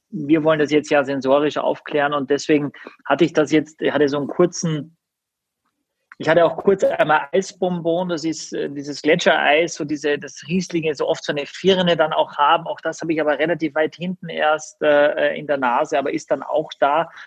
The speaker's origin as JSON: {"language": "German", "country": "Austria", "said": "weil ich als Österreicher bin"}